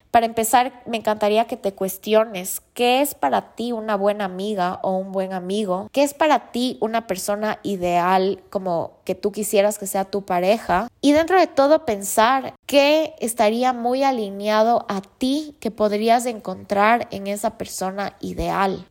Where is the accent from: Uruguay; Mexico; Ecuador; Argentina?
Ecuador; como ecuatorianos tenemos la misión de dar a conocer lo lindo que es nuestro país